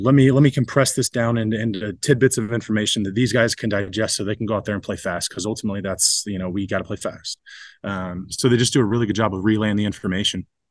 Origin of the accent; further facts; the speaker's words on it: Ohio, United States; moved away as an adult; now in Detroit, United States; I grew up in Ohio